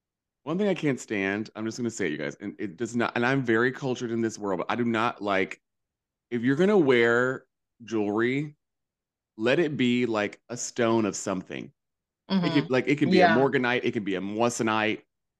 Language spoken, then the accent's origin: English; North Carolina, United States; When I grew up in North Carolina, like, no tolls. None. Nowhere.